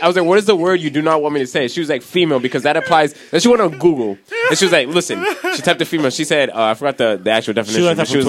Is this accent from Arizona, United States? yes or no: no; Rhode Island, United States; I grew up in Rhode Island